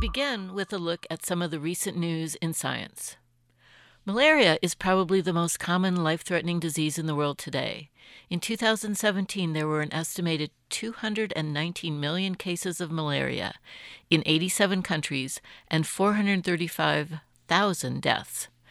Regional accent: Boulder, Colorado, United States; my hometown of Boulder

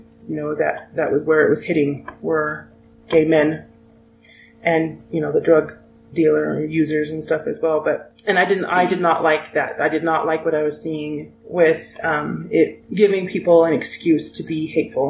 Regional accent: Utah, United States; I grew up in Utah

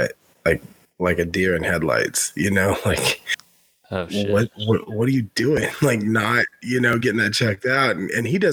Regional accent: United States; moved away; also born or lived in Tennessee / Western North Carolina; growing up in Tennessee and Western North Carolina

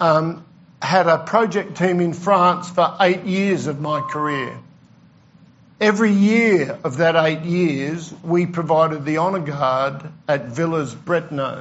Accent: Australia; being an Australian and travelling

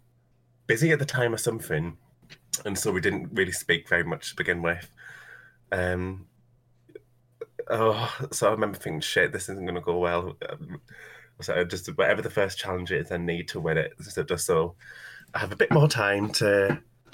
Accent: United Kingdom; I'm British, I work as a drag queen

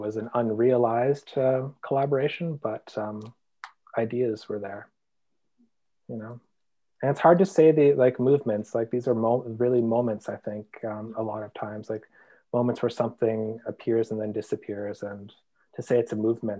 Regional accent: Kenora, Ontario, Canada; I grew up in Kenora. I was born in Kenora

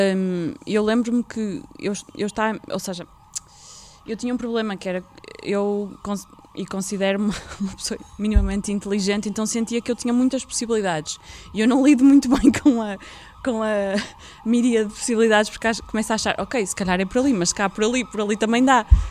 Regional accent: Vila Nova de Gaia, Porto District, Portugal; eu nasci em Gaia

